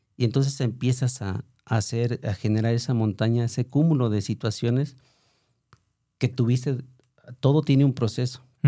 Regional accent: Autlán de Navarro, Jalisco, Mexico; moved away; also born or lived in Tlajomulco de Zúñiga, Jalisco; yo soy de Outland de la Gran. Eh, por razones ahí complicadas, em, me traen a, vivir a, Tlajumulco

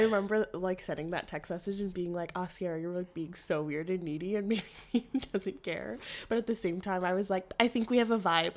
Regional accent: Ottawa, Ontario, Canada; moved away as an adult; I'm from Ottawa, so, like, a very Ontario girl

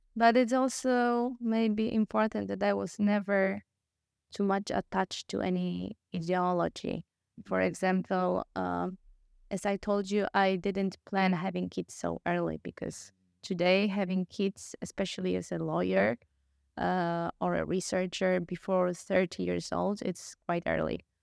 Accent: Poland; moved away as an adult; also born or lived in Vienna, Austria; I come from Poland, I moved to Austria, or my studies

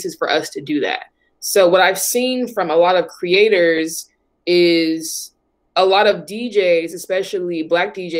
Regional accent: Oakland, California, United States; Growing up in Oakland, it was just super, super always diverse

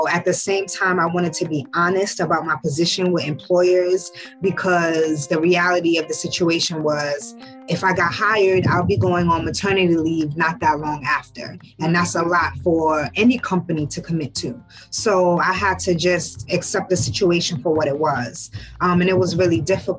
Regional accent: New York City, New York, United States; also born or lived in Ghana / Pennsylvania / Bronx, New York; my parents moved to Harlem, New York. When I was young. So I was raised in Harlem.

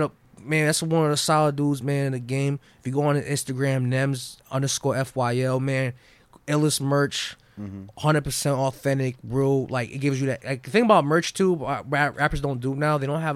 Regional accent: New York City, New York, United States; moved away; Originally from New York, man.

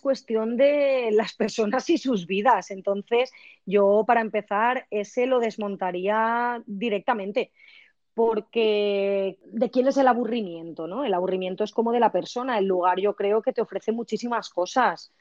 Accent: village on the Turia river, Valencian Community, Spain; En mi pueblo, por ejemplo, lo hemos hecho en el agua dulce, que es el río Turia

